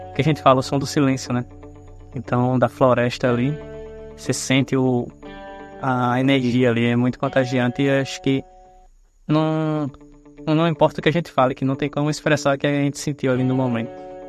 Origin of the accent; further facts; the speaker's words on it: Parnamirim, Rio Grande do Norte, Brazil; vim de Parnamirim, do Rio Grande do Norte.